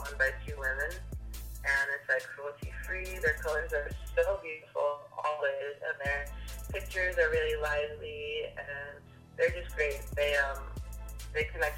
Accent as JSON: {"language": "English", "country": "Trinidad & Tobago", "said": "I'm Trinidadian"}